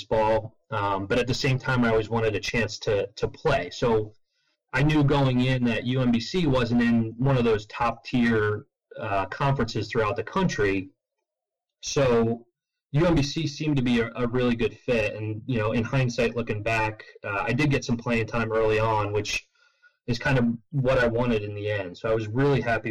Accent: Long Island, New York, United States; also born or lived in Sachem, New York; now in Philadelphia, United States; I grew up on Long Island knowing New York City as the city

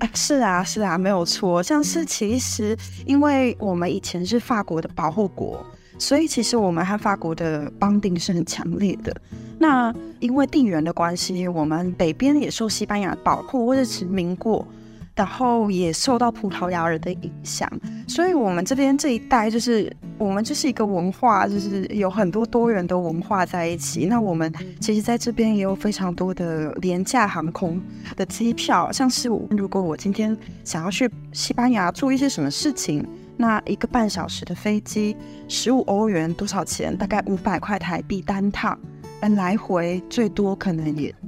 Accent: Hsinchu County, Taiwan; moved away as an adult; now in Morocco; 我是一位，啊，七十八年次的新竹人，然后其实我从小就在 新竹的山下长大

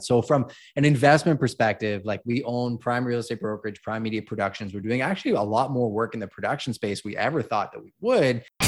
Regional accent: Montreal, Quebec, Canada; moved away as an adult; also born or lived in Toronto; now in London, Canada; I was actually born and raised in Montreal

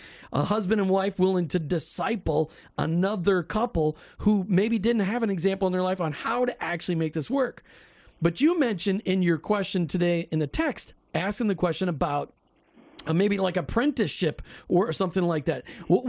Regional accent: Minnesota, United States; But maybe it's because I grew up in Minnesota and color didn't mean anything because everybody was just frozen in blue.

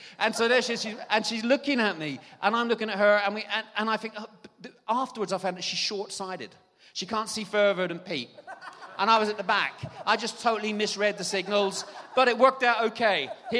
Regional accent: Ireland; moved away; We moved to England, and England was beautiful. It's actually about 5 or 6 degrees warmer in the south of England than it is in Ireland.

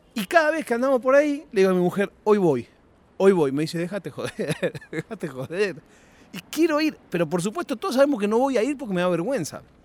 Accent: Argentina; moved away; also born or lived in Europe; yo me crié en Argentina

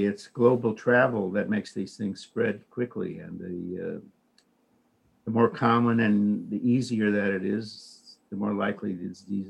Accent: East Chicago, Indiana, United States; I'm from Indiana Harbor.

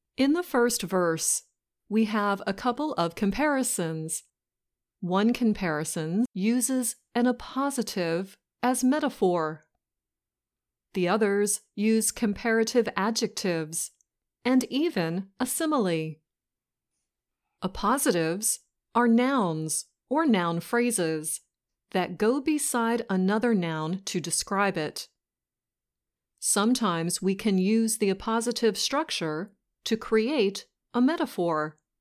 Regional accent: West Virginia, United States; we're both from West Virginia

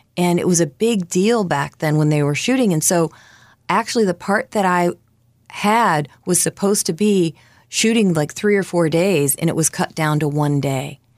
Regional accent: Novelty, Ohio, United States; I was born in Ohio, and at the time my family had a poultry farm outside of Cleveland in Novelty, Ohio

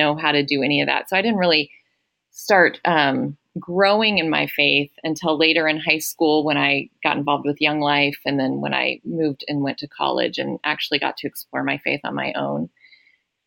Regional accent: Atlanta, Georgia, United States; I grew up in Atlanta, Georgia, and I did not grow up in a Christian home

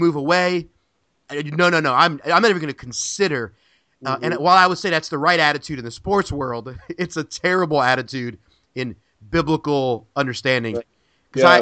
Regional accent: Philadelphia, Pennsylvania, United States; now in Orlando, United States; I'm born and raised in Philadelphia, Pennsylvania, and I live in Orlando now

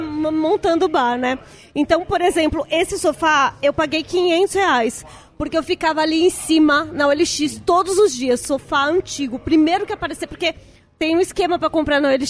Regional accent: São Paulo, Brazil; born or raised there

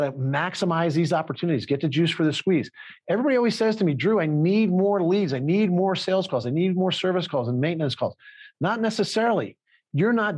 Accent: Philadelphia, Pennsylvania, United States; I'm from Philadelphia

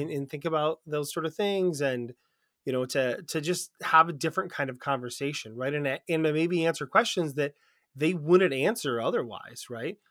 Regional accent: United States; we're from America

